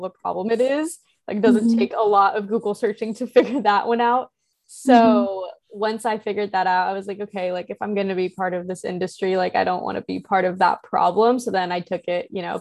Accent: Midwest, United States; growing up in the Midwest

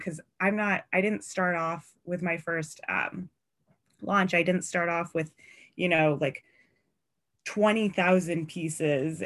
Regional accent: Seattle, Washington, United States; I'm from Seattle

